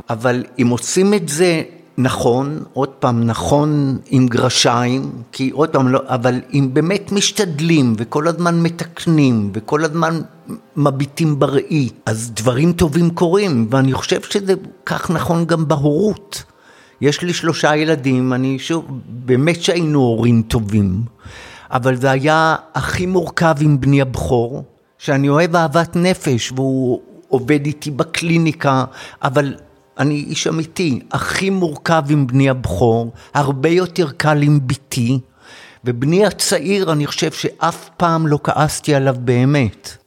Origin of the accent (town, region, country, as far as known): Jerusalem, Jerusalem District, Israel; born or raised there